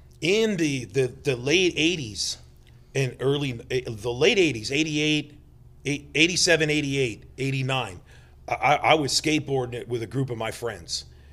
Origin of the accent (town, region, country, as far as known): Palm Springs, California, United States; born or raised there; also born or lived in New Jersey